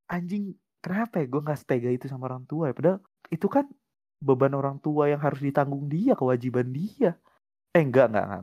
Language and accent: Indonesian; Pontianak, West Kalimantan, Indonesia; Tiap gue sebut Eh tiap orang Di kampung gue Di Pontianak bahkan Mau masuk pariwisata UPW usaha perjalanan wisata atau perhotelan nggak ada yang tahu NHI